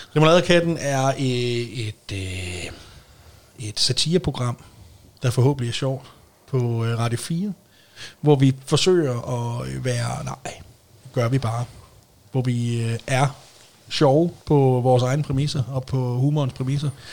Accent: Denmark; hvis du bor i Stævning, hvor jeg voksede op

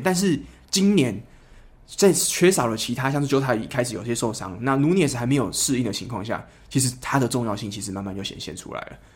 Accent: Kaohsiung, Taiwan; 因为我是高雄人嘛

